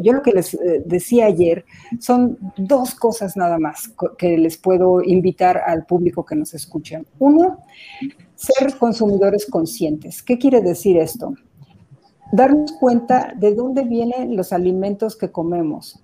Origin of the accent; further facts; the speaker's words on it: Mexico; como mexicanos